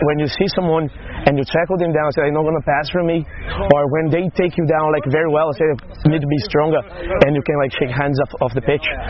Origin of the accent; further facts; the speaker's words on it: Brazil; English is a second language; moved away as an adult; also born or lived in Vinhedo; now in Ireland; I'm from Brazil.